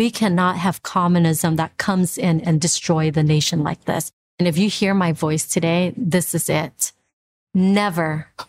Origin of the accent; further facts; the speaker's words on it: Vietnam; now in United States; I am a refugee from Vietnam.